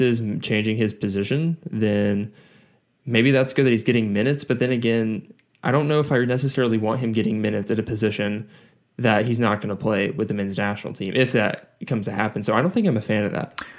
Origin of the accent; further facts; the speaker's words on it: Atlanta, Georgia, United States; it's Atlanta, like my hometown club